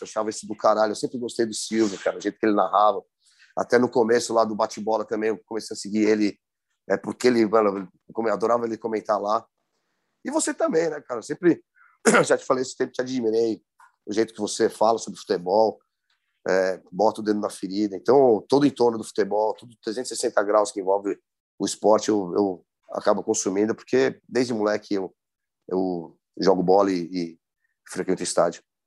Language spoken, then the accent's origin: Portuguese; São Paulo, Brazil; accent: paulistano